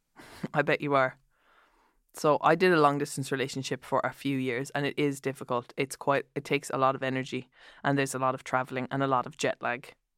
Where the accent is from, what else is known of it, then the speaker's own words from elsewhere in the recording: Ireland; as an Irish person